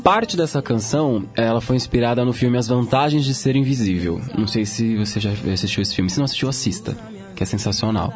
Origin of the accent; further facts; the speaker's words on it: Santo André, São Paulo, Brazil; also born or lived in Lins, São Paulo; Sou de Santo André. Eu nasci em Lins, mas moro em Santo André há, acho que são 25 ou 26 anos.